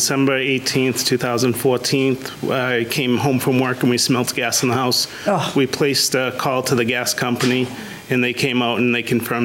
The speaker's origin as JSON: {"language": "English", "area": "just south of Boston", "region": "Massachusetts", "country": "United States", "said": "Just south of Boston."}